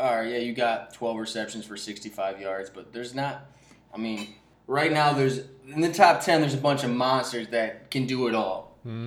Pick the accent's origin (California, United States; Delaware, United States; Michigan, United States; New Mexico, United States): Michigan, United States; we're from Michigan